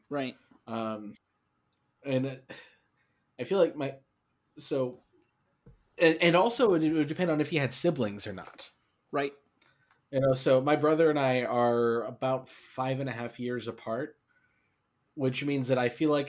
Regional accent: New Jersey, United States; also born or lived in Florida; I know for the listeners, since earlier I said I'm from New Jersey and I'm talking about how I went to elementary school in Florida, I moved around

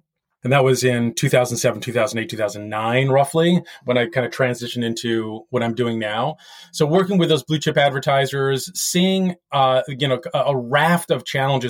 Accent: France; born there; I was actually born in France to an American father who was with the U.S. Air Force way back in the day in the late 60s, who married a lovely French lady.

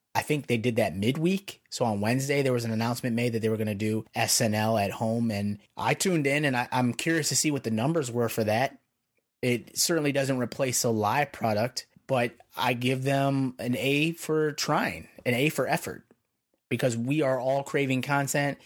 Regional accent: Chicago, Illinois, United States; moved away as an adult; now in Pennsylvania, United States; I'm from Chicago originally, and I've been out in P A for, like, the last five years now

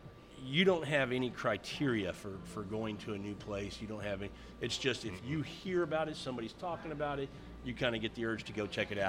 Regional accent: Midwest, United States; moved away; I come from the Midwest.

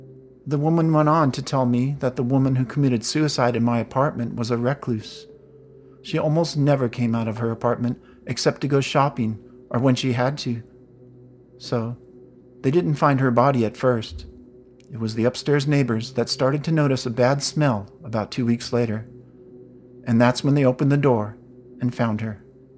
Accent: California, United States; I'm from California, and I'm a writer.

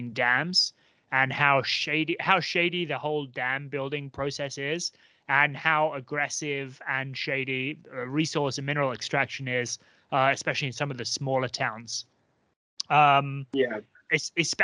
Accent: England, United Kingdom; I'm from England

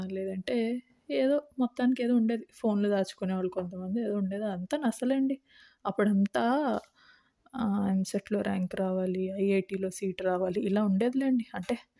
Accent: India; నేను ఇండియాలో పుట్టాను ఇండియాలో పెరిగాను

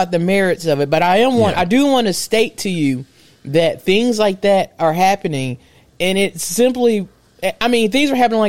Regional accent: Clarke County, Alabama, United States; my hometown in Clark County, Alabama

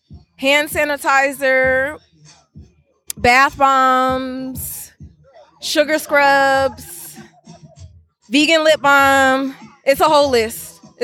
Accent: Alameda, California, United States

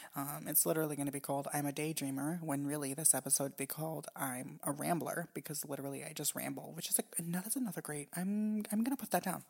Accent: Japan; moved away; when I was growing up in Japan

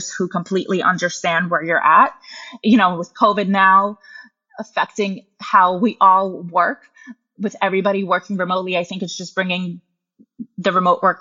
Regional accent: United States; also born or lived in Russia; I moved to the US with my mom when I was little

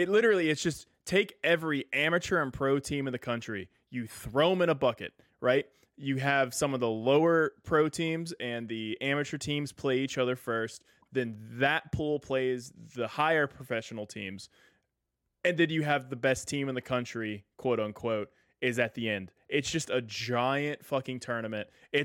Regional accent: Tennessee, United States; also born or lived in Oklahoma; I'm technically not a Texan. My family is. I was born in Oklahoma and moved out of there as soon as possible, and have lived in Tennessee my entire life.

